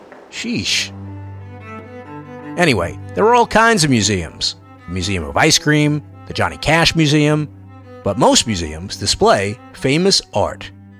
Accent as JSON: {"language": "English", "town": "New York City", "region": "New York", "country": "United States", "tie": "born or raised there", "said": "When I was a little kid growing up in New York City"}